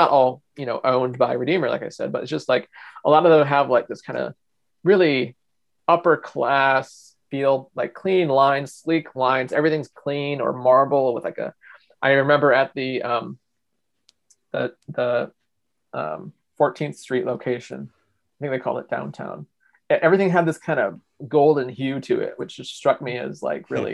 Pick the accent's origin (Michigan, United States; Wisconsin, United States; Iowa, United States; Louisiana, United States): Michigan, United States; I'm from Michigan and I'm a lifelong Midwesterner.